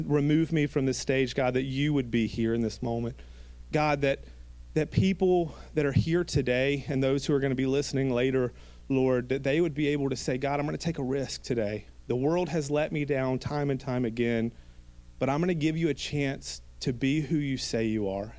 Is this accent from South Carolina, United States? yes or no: yes; Gilbert, South Carolina, United States; I grew up in Gilbert, South Carolina